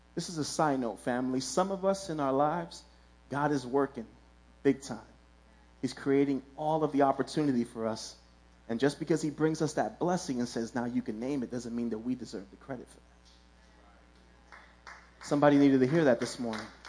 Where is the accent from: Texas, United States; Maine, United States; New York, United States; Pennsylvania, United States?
New York, United States; New York City; I grew up in Williamsburg.